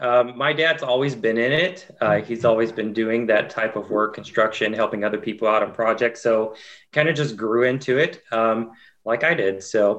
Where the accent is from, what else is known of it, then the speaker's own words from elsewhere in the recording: Waverly, Tennessee, United States; accent: country accent; Actually, I grew up a little west of Nashville in a little tiny town called Waverly, Tennessee. So tried tremendously hard to drop my country accent. Some say I still have it, but yeah, from a very small town.